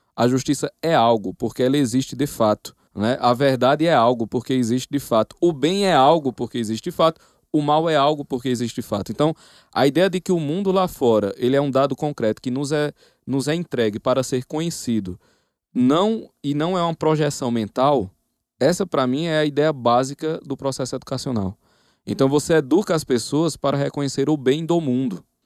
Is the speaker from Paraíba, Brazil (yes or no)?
yes; Campina Grande, Paraíba, Brazil; Mas eu sou de Campina Grande, na Paraíba.